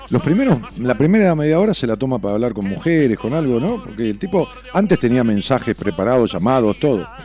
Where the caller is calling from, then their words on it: Tucumán, Argentina; con H, yo soy del interior de Tucumán Capital y a fin de mes estaré en Buenos Aires